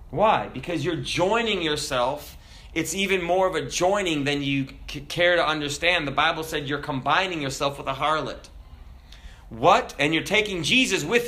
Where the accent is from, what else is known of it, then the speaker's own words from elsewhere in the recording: United States; we're American